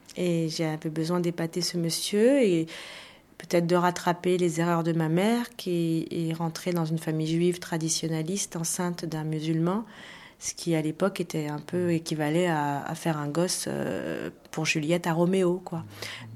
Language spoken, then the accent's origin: French; France; chez nous en France